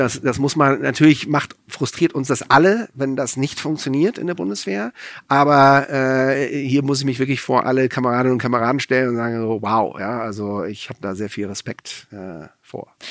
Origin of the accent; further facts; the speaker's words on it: France; now in Germany; ich bin in Frankreich aufgewachsen, ich war in Frankreich wehrpflichtig